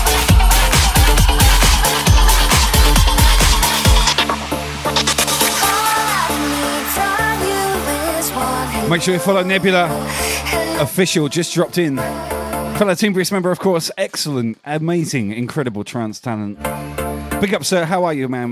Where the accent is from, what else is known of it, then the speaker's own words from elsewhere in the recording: Southampton, South East England, United Kingdom; I'm from Southampton originally.